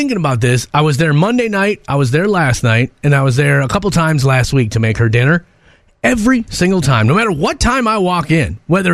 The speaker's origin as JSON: {"language": "English", "town": "Minneapolis", "region": "Minnesota", "country": "United States", "tie": "born or raised there", "said": "since I was a child, growing up in North Minneapolis"}